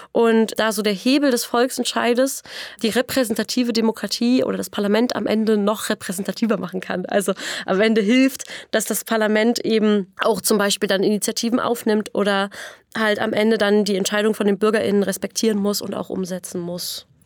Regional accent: Eichwalde, Brandenburg, Germany; Ich komme aus dem Randort von Berlin, aus Eichwalde

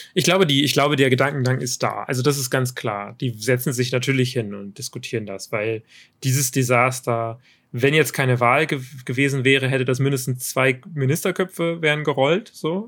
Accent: Germany; als Deutsche

